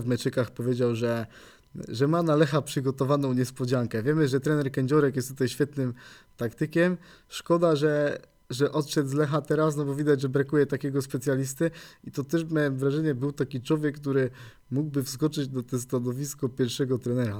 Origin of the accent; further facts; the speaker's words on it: Poznań, Greater Poland, Poland; była wuchta, jak tutaj się mówi u nas w Poznaniu